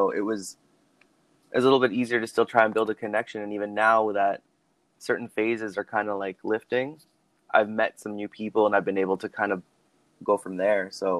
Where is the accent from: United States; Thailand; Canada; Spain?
Canada; Lethbridge, Alberta; also born or lived in Calgary; now in Vancouver, Canada; I made the move to Vancouver out of Lethbridge, but even when I moved to Calgary from Lethbridge, I always had Brianna there.